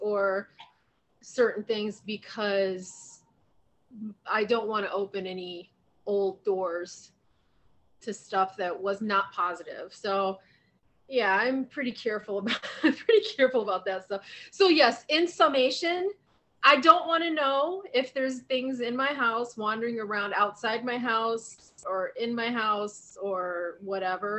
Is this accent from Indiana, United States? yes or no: no; Ohio, United States; now in Arizona, United States; growing up in Ohio